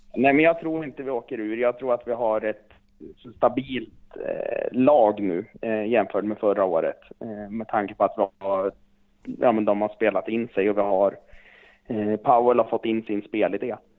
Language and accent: Swedish; Östersund, Jämtland, Sweden; moved away; Jag är ju jämte och jag är från Östersund eh, ursprungligen.